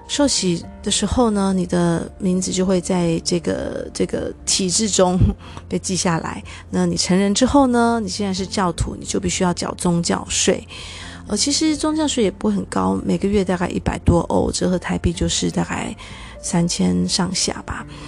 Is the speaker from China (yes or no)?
no; Taiwan; moved away; 至少就我这个年代吧，好像在台湾受教育的孩子会觉得